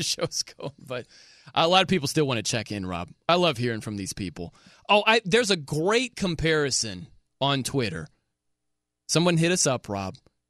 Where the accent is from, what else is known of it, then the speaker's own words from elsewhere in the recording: Notre Dame, Indiana, United States; Look, Joe Montana went to Notre Dame. That's my hometown.